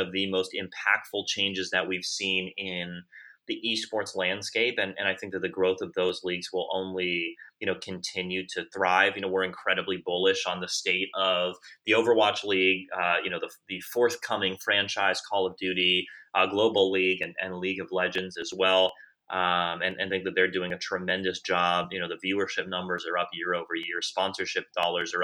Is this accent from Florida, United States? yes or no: yes; South Florida, United States; I grew up in South Florida